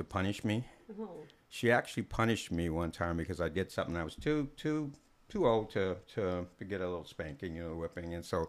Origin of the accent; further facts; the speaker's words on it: Germany; born there; I'm a military brat. I was born in Germany. Mom's German. Dad's black.